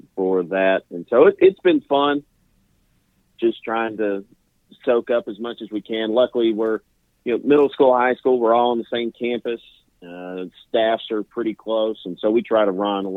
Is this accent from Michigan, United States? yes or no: no; Middle Tennessee, United States; grew up in the greater Middle Tennessee area.